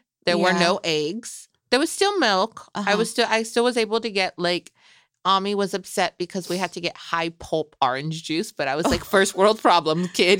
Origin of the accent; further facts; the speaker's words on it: Michoacán, Mexico; my chilaquiles are still gonna be on point, girl, because I'm from Michoacan and we put egg in there.